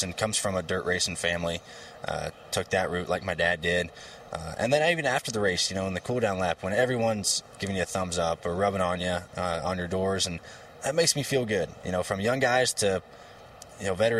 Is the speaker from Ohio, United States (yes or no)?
yes; Ohio, United States; my hometown in Ohio, where my dad grew up